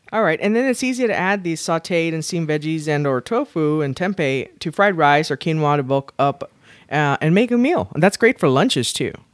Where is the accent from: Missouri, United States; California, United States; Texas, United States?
Texas, United States; South; here in South Texas